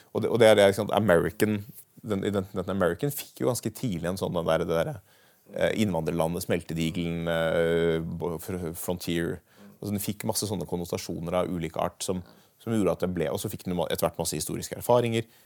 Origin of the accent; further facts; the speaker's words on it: Norway; Altså hvis jeg nå i voksen alder reiser til Belgia, så vil jeg jo aldri slutte å tenke at jeg er norsk.